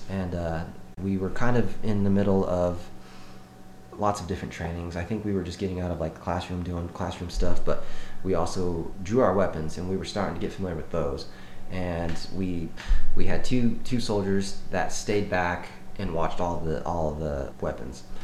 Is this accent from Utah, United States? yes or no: yes; Cedar City, Utah, United States; Cedar City.